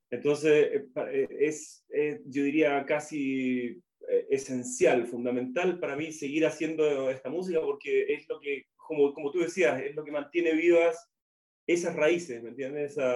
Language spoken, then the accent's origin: Spanish; Chile; de, también de Chile.